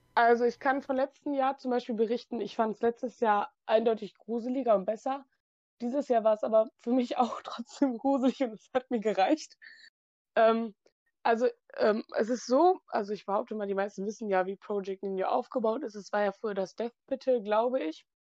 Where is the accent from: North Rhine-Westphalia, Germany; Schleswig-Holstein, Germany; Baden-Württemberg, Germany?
North Rhine-Westphalia, Germany; near Movie Park Germany; komme von der Nähe aus dem Moviepark